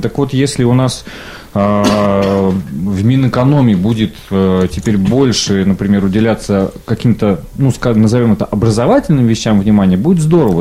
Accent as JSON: {"language": "Russian", "region": "Siberia", "country": "Russia", "tie": "born or raised there", "said": "я хоть и коренной сибиряк"}